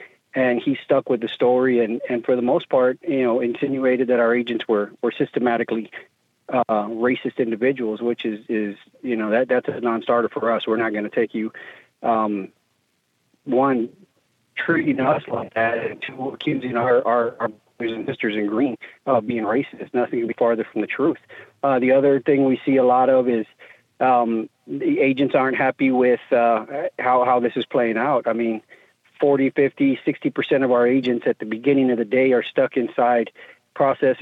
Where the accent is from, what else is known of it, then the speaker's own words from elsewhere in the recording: Dallas, Texas, United States; I grew up in the Dallas-Fort Worth area